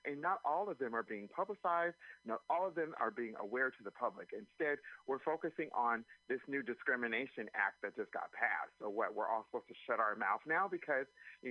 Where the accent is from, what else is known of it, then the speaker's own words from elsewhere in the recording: Anaheim, California, United States; now in San Francisco, United States; I've been in San Francisco for over 20 years. I'm originally from Anaheim, California